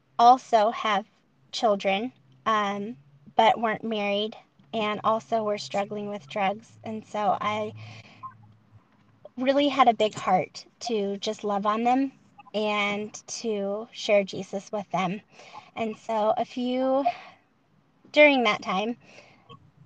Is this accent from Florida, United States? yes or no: no; Montana, United States; born or raised there; also born or lived in South Carolina